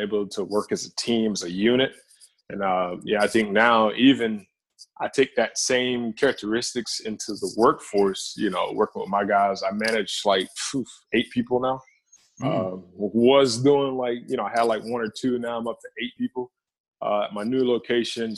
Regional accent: right outside of Gainesville, north Florida, United States; Born and raised in Florida.

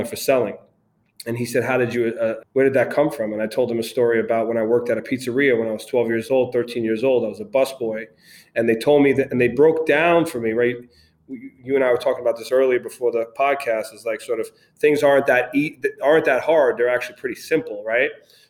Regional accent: New York City, New York, United States; moved away; also born or lived in Brooklyn / Connecticut; I grew up in Queens, moved to Connecticut

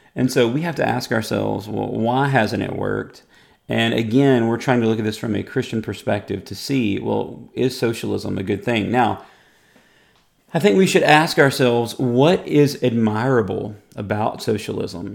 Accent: United States; as an American

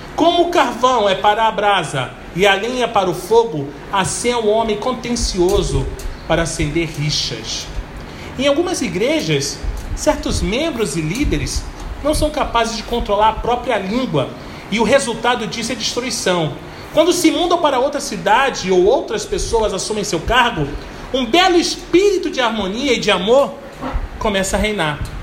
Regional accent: Belford Roxo, Rio de Janeiro, Brazil; Quando eu era pequeno e morava em Belfo Roxo

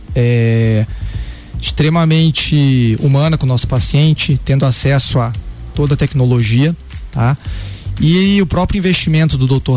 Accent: Rio de Janeiro, Brazil; moved away as an adult; also born or lived in Curitiba, Brazil; now in Lages, Brazil; eu sou um carioca, natural do Rio de Janeiro, radicado agora aqui em Lages

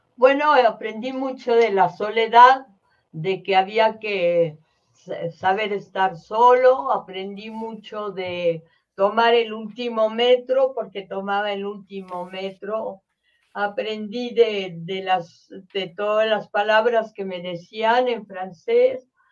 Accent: Mexico; Tanto en mi país

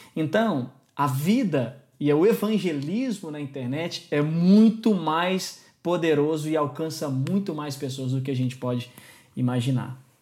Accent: Brazil; now in Lisbon, Portugal; é um nome alemão, eu tenho um apelido português que é …, mas eu sou brasileiro

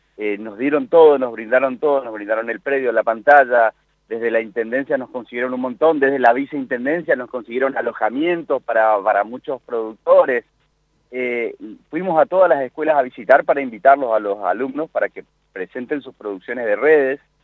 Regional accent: Córdoba, Argentina; moved away as an adult; now in Goya, Argentina; soy goyano por, por adopción, porque yo soy nacido en Córdoba, hice mi carrera universitaria también en Córdoba y me volví a vivir a Goya Corrientes

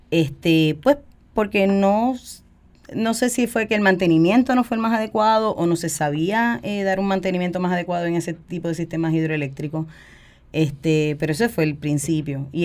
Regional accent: San Juan, Puerto Rico; Yo soy de aquí, de San Juan. Eh, yo nací en el área de Caparraja y me crié toda la vida aquí.

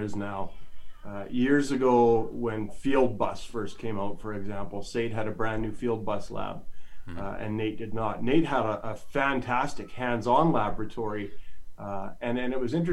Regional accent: Calgary, Alberta, Canada; moved away as an adult; now in Edmonton, Canada; I grew up in Calgary. I grew up in Calgary.

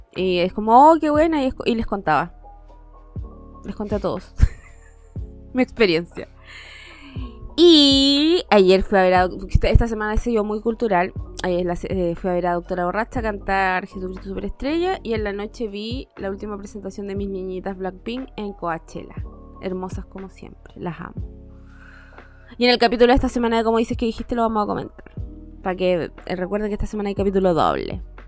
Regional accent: Temuco, Araucanía, Chile; Técnicamente yo me crecí en Temuco, pero vengo de otra parte

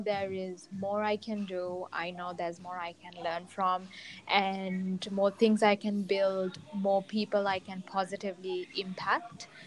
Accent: Sri Lanka; I was born and raised in Sri Lanka

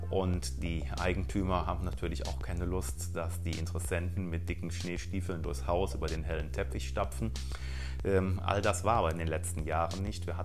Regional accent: North Rhine-Westphalia, Germany; wenn im Rheinland, im Kölner Raum, wo ich herkomme, äh, Karneval rum ist

